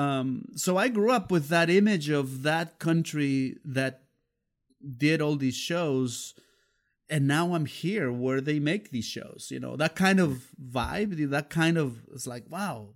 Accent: Xalapa, Veracruz, Mexico; English is a second language; moved away as an adult; also born or lived in Palo Alto / Colorado; now in United States; I'm originally from the capital city of Jalapa, which is the capital of Veracruz

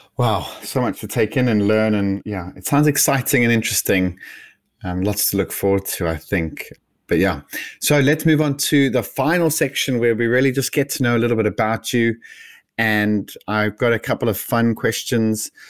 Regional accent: South Africa; me being South African

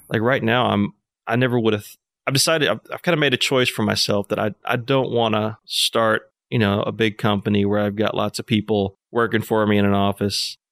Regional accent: Fayetteville, Arkansas, United States; also born or lived in Nashville, Tennessee; I was born in Fayetteville, so I'm, I'm hometown guy here.

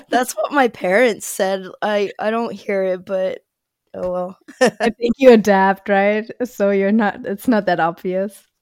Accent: Ohio, United States; moved away as an adult; now in Birmingham, United Kingdom; I'm originally from a very small town in Ohio. It's like an hour north of Cincinnati. And now I live in Birmingham, England.

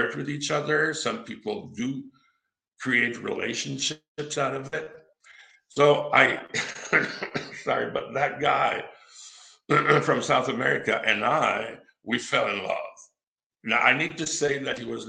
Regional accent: Quebec, Canada; moved away as an adult; also born or lived in Los Angeles; My dad's from Massachusetts, but I was brought up in Quebec, so I'm fully bilingual, and I can also work in French

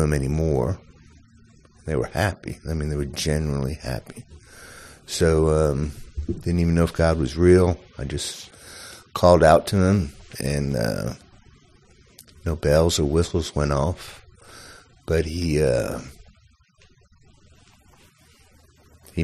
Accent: South Louisiana, United States; I'm from South Louisiana. Just grew up normal childhood, pretty much. And South Louisiana is like another country. At least it was when I was growing up.

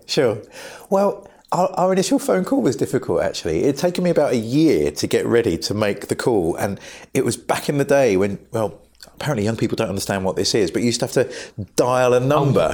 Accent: Brighton, South East England, United Kingdom; I grew up in Brighton

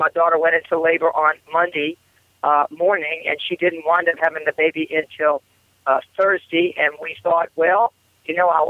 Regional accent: New Orleans, Louisiana, United States; moved away as an adult; now in Kentucky, United States; As you know, I am from New Orleans, and I was a Katrina non-evacuee. So I was there during the whole time until the National Guard came.

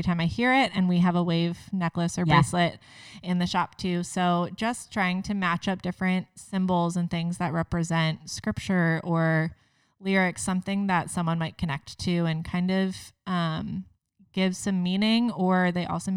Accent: Cincinnati, Ohio, United States; I'm from Cincinnati, Ohio here

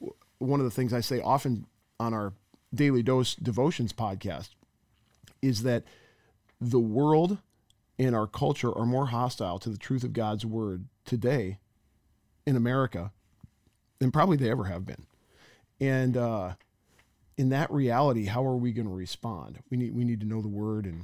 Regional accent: Cedar Falls, Iowa, United States; I grew up in Cedar Falls. I imagined my kids being Cedar Falls Tigers, just like I was.

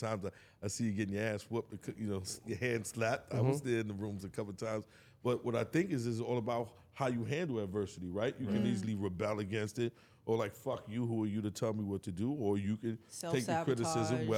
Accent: New York City, New York, United States; when we grew up in New York City, we grew up, especially Queens

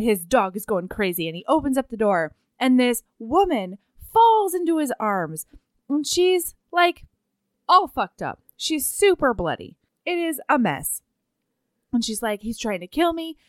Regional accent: Oregon, United States; my house growing up in Oregon

